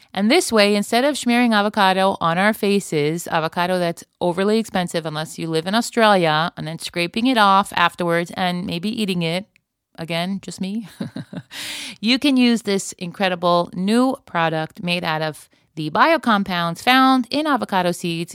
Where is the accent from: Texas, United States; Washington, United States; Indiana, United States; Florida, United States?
Florida, United States; now in Israel; I grew up in Florida before sunscreen was a thing